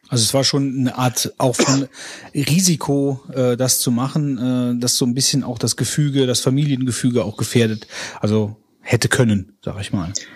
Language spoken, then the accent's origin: German; West Germany, Germany; ich komme aus dem Westen